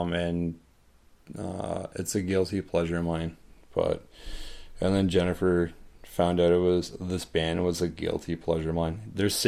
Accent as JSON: {"language": "English", "town": "Caledon", "region": "Ontario", "country": "Canada", "tie": "born or raised there", "said": "when I was growing up in Caledon, we used to take a bus down to Toronto"}